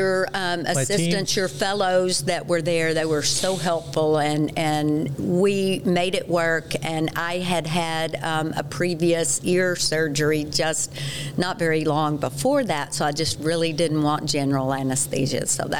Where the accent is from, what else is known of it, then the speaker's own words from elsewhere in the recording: Texas, United States; accent: Texas; now in Colorado, United States; I will try to curb my Texas accent just a bit. Now that I'm a Coloradoan